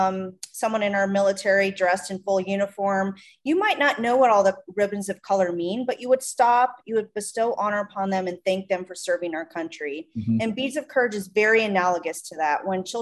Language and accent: English; Minnesota, United States; accent: Midwest; now in Tucson, United States; I'm from Minnesota.